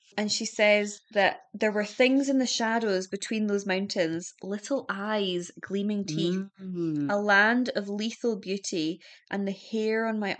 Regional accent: Birmingham, West Midlands, United Kingdom; I'm from Birmingham.

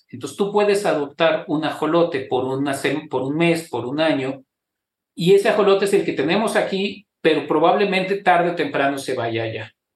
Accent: Mexico; nuestra identidad como mexicanos

